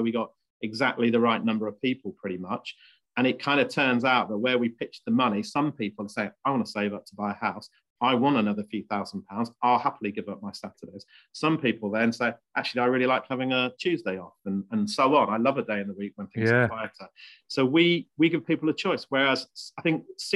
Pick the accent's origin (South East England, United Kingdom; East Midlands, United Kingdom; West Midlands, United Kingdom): East Midlands, United Kingdom; Leicestershire; also born or lived in Bristol; I was born in Bristol, brought up in Leicestershire.